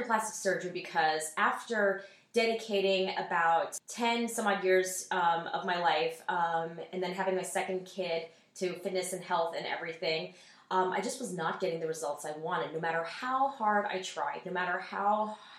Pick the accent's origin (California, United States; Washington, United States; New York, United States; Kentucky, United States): Washington, United States; Seattle; moved away; I'm originally from Seattle, Washington